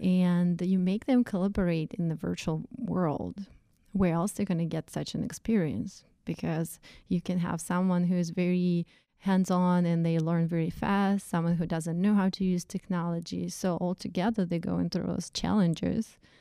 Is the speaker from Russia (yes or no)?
yes; Russia; English is a second language; moved away as an adult; also born or lived in Saint Petersburg, Russia / upstate New York; now in United States; where I was co-, coming from, from Russian, Russian culture.